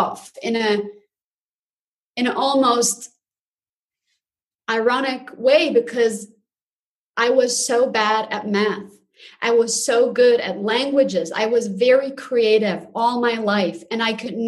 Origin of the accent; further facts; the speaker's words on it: Zurich, Switzerland; So I was born and raised in Zurich, Switzerland, and I lived here all of my life.